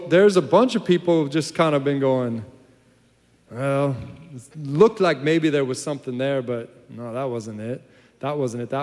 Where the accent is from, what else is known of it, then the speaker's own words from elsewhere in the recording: United States; also born or lived in Ireland; I'm an American